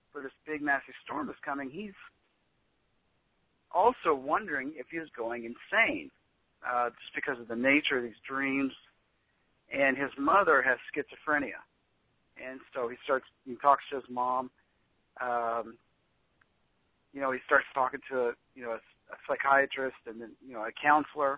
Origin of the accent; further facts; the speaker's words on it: Kansas, United States; I'm from Kansas. It kind of looks like the area that I grew up in.